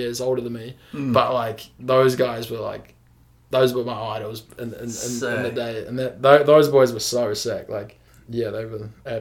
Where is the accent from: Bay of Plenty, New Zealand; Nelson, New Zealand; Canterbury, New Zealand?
Nelson, New Zealand; also born or lived in Wanaka; So originally, I'm from Nelson, born and raised, and then when I was about 10 years old, I started coming down to Wanaka for the winters.